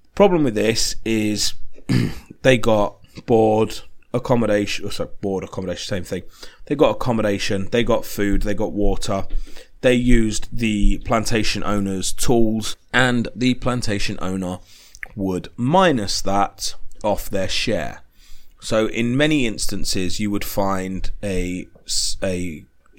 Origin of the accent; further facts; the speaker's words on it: United Kingdom; I'm British